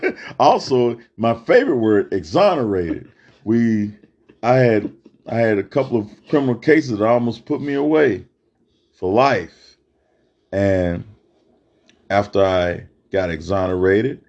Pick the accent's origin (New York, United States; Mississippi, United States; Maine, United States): Mississippi, United States; moved away as an adult; now in Texas, United States; Being born and raised in Mississippi and coming out here to Texas over 30 years ago